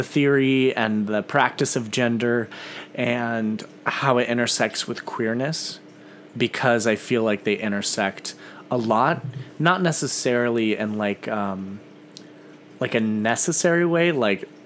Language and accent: English; Missouri, United States; I grew up in a very rural part of Missouri. My hometown has maybe 170 people.